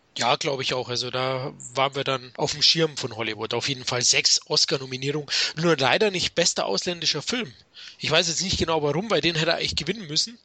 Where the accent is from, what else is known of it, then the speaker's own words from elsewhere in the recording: Munich, Bavaria, Germany; ich bin ja aus München